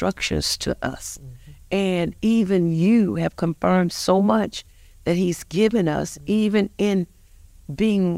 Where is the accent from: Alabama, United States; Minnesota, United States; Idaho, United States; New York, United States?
Alabama, United States; Montgomery; we both are born and raised in Montgomery, Alabama.